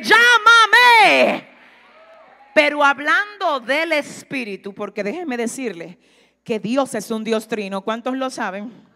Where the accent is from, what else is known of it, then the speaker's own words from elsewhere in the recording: Dominican Republic; yo vengo de República Dominicana. La primera vez que me paro aquí y tengo contacto con ustedes, le estoy dando a entender que yo soy dominicana